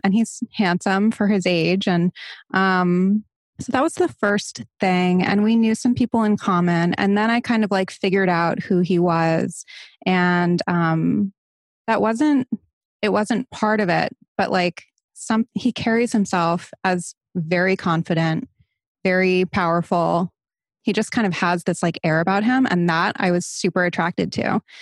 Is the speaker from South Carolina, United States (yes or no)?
no; Barrington, Rhode Island, United States; moved away as an adult; now in Los Angeles, United States; I'm originally from Barrington, Rhode Island